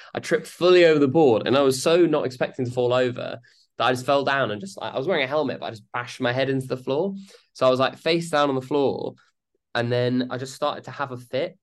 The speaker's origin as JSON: {"language": "English", "country": "United Kingdom", "said": "we're British"}